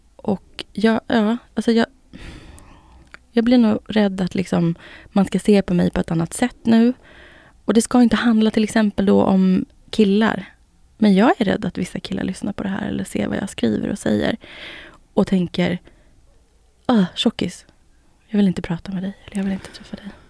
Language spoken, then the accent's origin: Swedish; Finland; Jag är finne